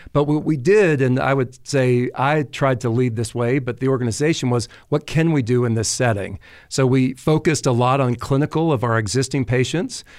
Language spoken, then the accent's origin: English; the South, United States; accent: southern drawl; also born or lived in Paris, France; growing up in the South, uh, took French in high school and was continually told that I had a terrible French accent, that it was this southern drawl